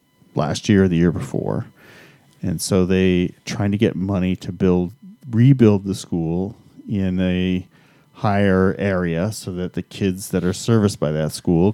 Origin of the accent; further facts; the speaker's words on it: Canada; I'm the Canadian.